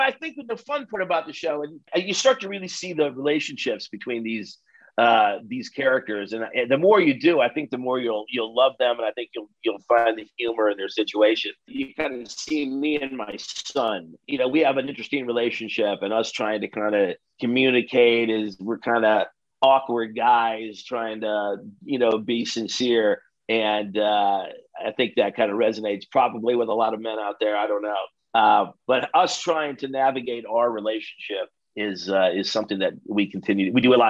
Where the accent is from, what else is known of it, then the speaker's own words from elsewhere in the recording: Midwest, United States; I'm really glad that I grew up in the Midwest first of all, I'm glad that I grew up in the Midwest